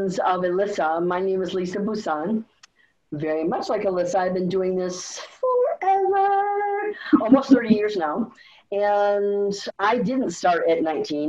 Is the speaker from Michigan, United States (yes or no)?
yes; Michigan, United States; I'm from Michigan